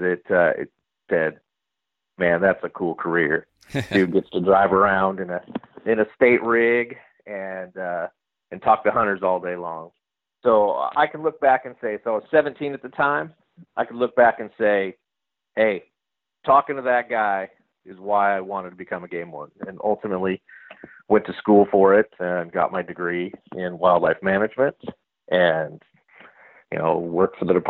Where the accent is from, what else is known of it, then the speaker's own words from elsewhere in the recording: Stockton, California, United States; I grew up in Stockton, California